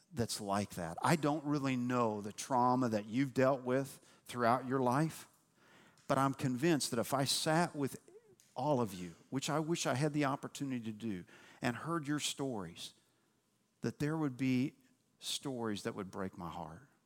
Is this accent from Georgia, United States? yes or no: no; Louisville, Kentucky, United States; moved away as an adult; also born or lived in Cincinnati, Ohio / Nashville, Tennessee / East Tennessee; I was born in Cincinnati, Ohio. Uh, we moved to Louisville, Kentucky when I was nine months old